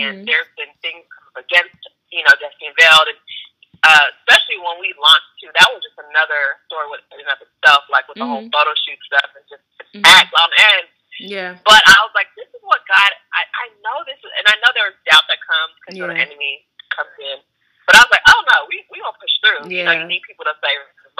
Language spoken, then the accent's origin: English; Nigeria; So I'm Nigerian